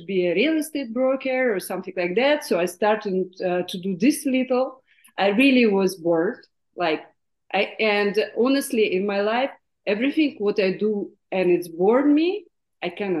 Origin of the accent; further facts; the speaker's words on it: Siberia, Russia; English is a second language; moved away; I was born in Siberia, in Russia